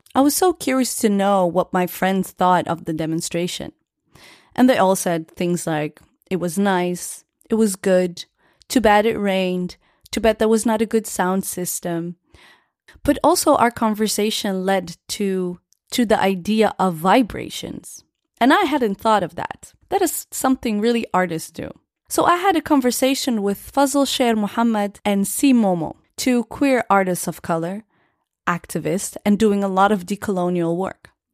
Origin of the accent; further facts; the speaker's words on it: Netherlands; born and raised in the Netherlands